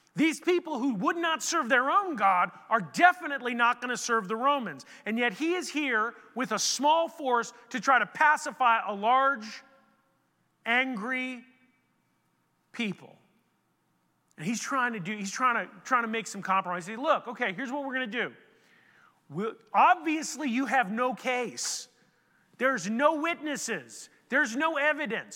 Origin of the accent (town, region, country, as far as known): United States